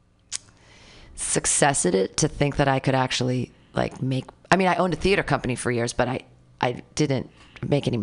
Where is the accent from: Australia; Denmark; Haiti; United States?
United States; Danville; I grew up in Danville, which is a very wealthy community